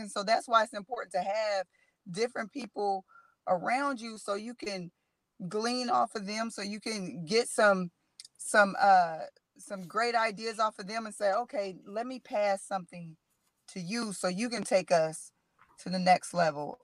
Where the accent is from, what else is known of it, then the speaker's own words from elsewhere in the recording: Middletown, Ohio, United States; born and raised in Middletown